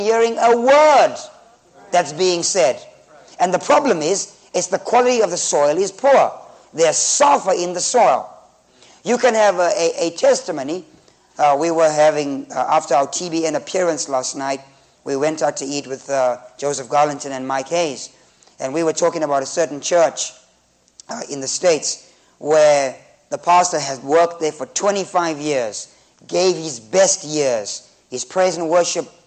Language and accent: English; Zimbabwe